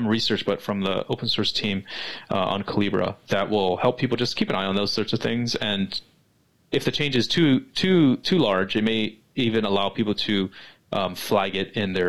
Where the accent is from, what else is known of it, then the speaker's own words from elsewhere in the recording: West Coast, United States; I'm West Coast centric, right? I'm American, so like even though I travel, my life primarily is in the United States